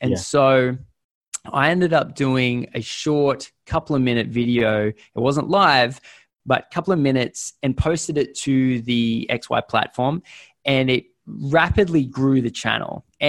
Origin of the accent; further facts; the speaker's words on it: Australia; But then maybe it's because we're Australian, but we're always a little bit scared.